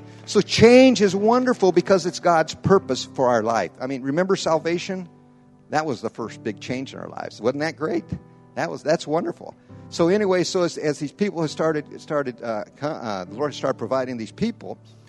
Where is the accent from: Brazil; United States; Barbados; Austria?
Brazil; I was raised in Brazil. I've been down there over 50-some years. That's my life. That's where I've raised.